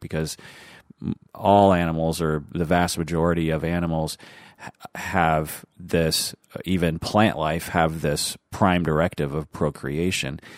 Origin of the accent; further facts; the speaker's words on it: Seattle, Washington, United States; accent: American, Seattle accented English; I speak American, Seattle accented English